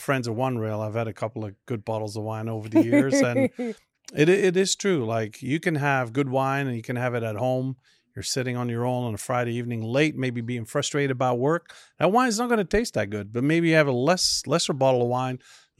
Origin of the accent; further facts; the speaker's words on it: Flanders, Belgium; first language Dutch; English is a second language; because in Belgium, you grow up learning my native tongue, which is Dutch or Flemish, what we call it, then French, then German, and then English.